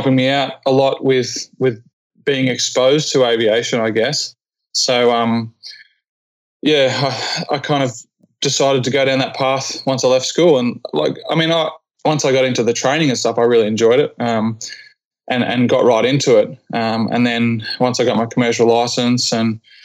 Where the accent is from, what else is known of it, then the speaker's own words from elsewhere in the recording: Geelong, Victoria, Australia; moved away as an adult; also born or lived in Whitsundays / Cairns / Hanoi / Darwin; I'm from Geelong, Victoria, by the way, down in Australia.